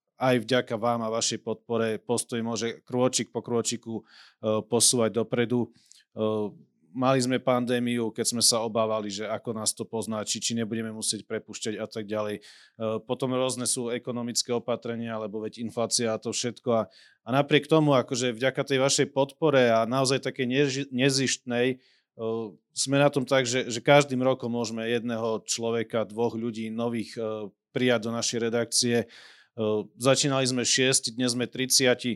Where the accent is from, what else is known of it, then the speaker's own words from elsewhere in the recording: Vranov nad Topľou, Prešov Region, Slovakia; also born or lived in Bratislava; now in Ružomberok, Slovakia; pochádzam z Branova na Topľov, žijem v Ružomberku a pracujem v, v postoji v Bratislave